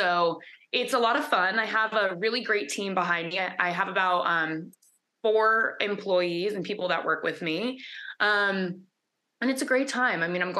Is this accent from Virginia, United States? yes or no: no; Los Angeles, California, United States; moved away as an adult; now in Miami, United States; So I'm from LA originally. I grew up in the Valley.